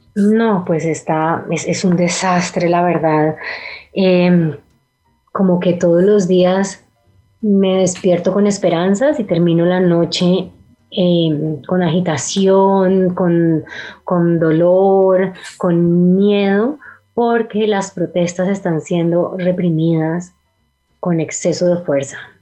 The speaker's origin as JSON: {"language": "Spanish", "town": "Cali", "region": "Valle del Cauca", "country": "Colombia", "tie": "born or raised there", "said": "los dos somos de Cali, Carlos el director también y crecimos en la Cali"}